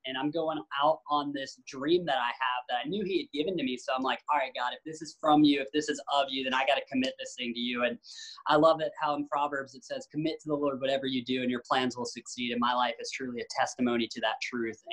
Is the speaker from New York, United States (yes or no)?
no; Tennessee, United States; I grew up in Tennessee where skating wasn't really popular